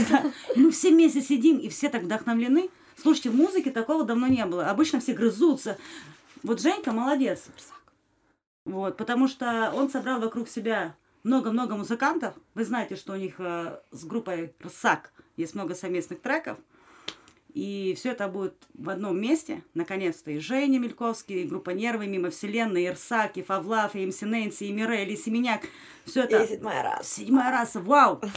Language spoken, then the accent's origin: Russian; Ukraine; я украинка